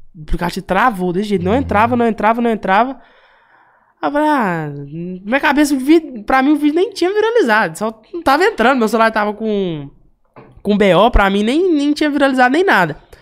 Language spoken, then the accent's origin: Portuguese; Uberlândia, Minas Gerais, Brazil; eu sou lá do Berlândia, né? crescido e. Nascido e crescido no Berlândia